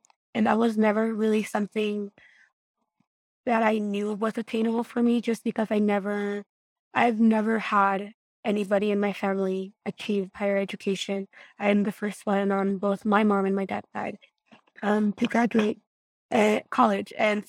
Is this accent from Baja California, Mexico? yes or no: no; Guanajuato, Mexico; I was raised in Guanajuato, Mexico, a small rural community, a rancho, so a really small town. Population was about 2,000 people.